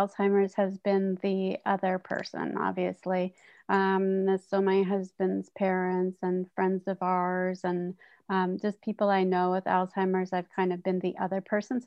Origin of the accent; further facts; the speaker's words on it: North Vancouver, British Columbia, Canada; when I was in growing up in North Vancouver, and that kind of preteen